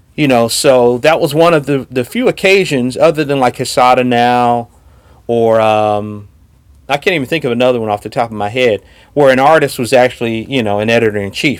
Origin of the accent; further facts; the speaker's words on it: Chicago, Illinois, United States; I'm from Chicago